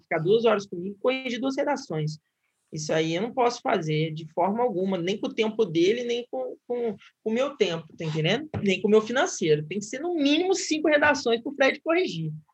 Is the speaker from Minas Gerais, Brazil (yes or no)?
no; Guaratinguetá, São Paulo, Brazil; moved away as an adult; now in Rio de Janeiro, Brazil; eu sou do interior de São Paulo, né? Acho que eu não comentei isso, sou de Guaratinguetá